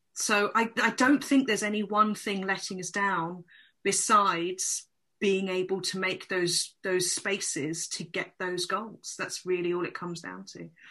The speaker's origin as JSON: {"language": "English", "region": "London", "country": "United Kingdom", "said": "I come from London, um, and I actually I actually live um, not far from Selhurst Park"}